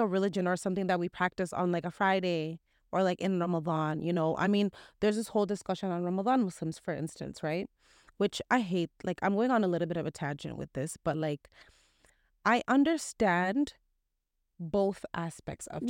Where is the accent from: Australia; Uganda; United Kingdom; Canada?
Canada; especially within Canada, there's not much of an Islamic environment